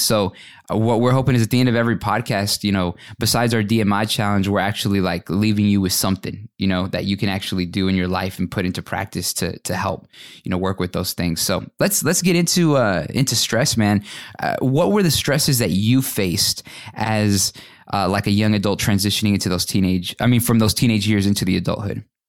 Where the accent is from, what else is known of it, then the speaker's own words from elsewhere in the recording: Fort Worth, Texas, United States; moved away as an adult; also born or lived in Atlanta; I grew up in the Dallas-Fort Worth area and, uh, graduated from high school from Fort Worth.